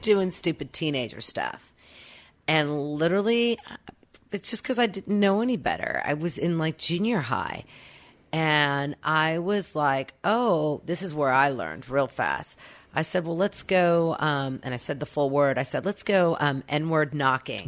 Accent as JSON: {"language": "English", "town": "Oklahoma City", "region": "Oklahoma", "country": "United States", "tie": "born or raised there", "accent": "Okie", "moved": "yes"}